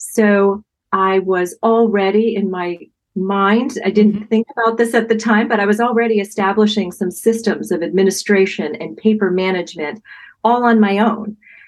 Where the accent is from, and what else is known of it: New Jersey, United States; born or raised there